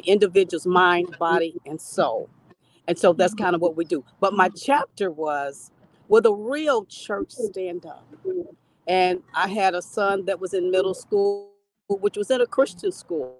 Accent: Kansas City, Missouri, United States; I'm from Kansas City, Missouri.

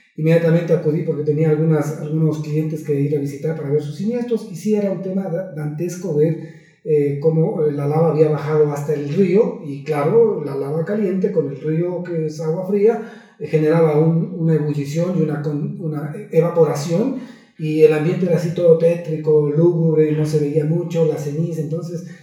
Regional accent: Ecuador

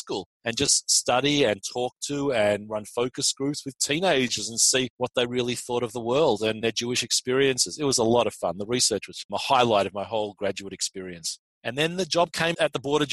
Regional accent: Australia; moved away as an adult; also born or lived in Israel; now in United States; I'm not from America originally. I was born and raised in Australia

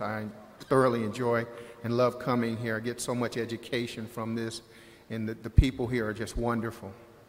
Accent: Chicago, Illinois, United States; I'm a shareholder from Chicago, Illinois.

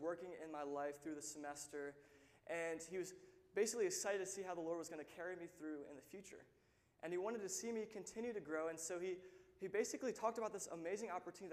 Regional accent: Lynchburg, Virginia, United States; I'm actually from Lynchburg. I grew up in this church. I've been here since I was about 13 years old.

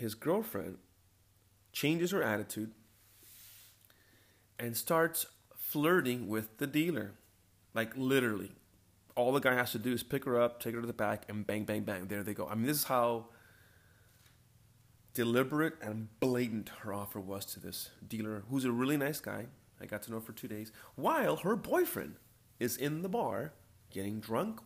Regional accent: California, United States; I was born in California

